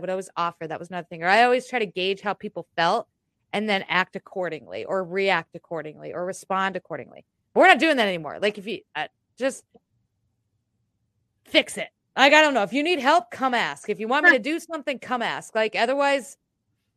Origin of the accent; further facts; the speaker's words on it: United States; I am American